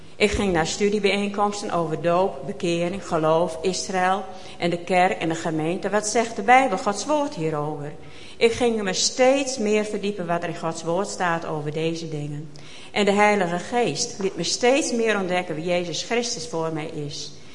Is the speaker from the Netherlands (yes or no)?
yes; Maren, Netherlands; also born or lived in Boornbergum; Ik ben geboren in Maren